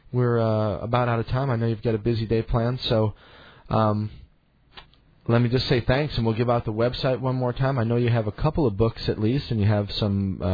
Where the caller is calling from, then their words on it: Missouri, United States; I'm calling you from Missouri, which is in the quote unquote heartland of the United States, and there's a tremendous amount of farming that goes on in our area here